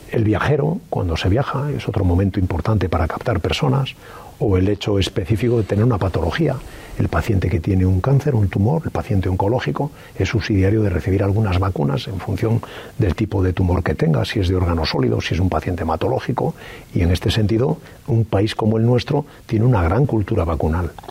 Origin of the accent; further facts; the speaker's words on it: Galicia, Spain; como soy gallego, diría, tal vez, no lo sé.